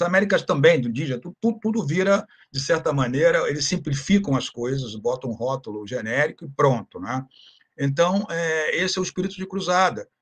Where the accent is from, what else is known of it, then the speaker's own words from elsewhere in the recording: Rio de Janeiro, Brazil; moved away as an adult; also born or lived in Toronto, Canada; now in Santa Catarina, Brazil; eu sou do Rio de Janeiro, moro atualmente em Santa Catarina